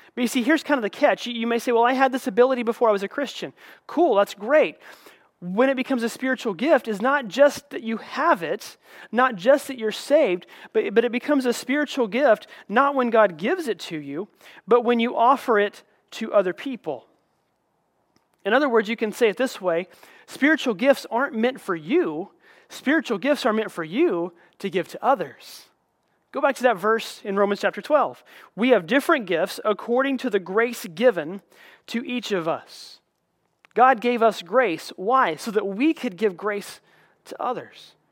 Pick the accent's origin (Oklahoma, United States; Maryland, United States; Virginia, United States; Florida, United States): Oklahoma, United States; I grew up in Oklahoma.